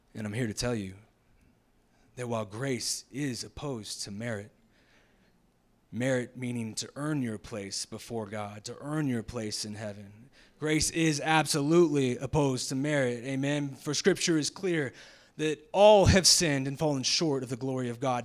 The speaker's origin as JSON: {"language": "English", "town": "Jacksonville", "region": "Florida", "country": "United States", "moved": "yes", "said": "I'm originally from the South, Jacksonville, Florida"}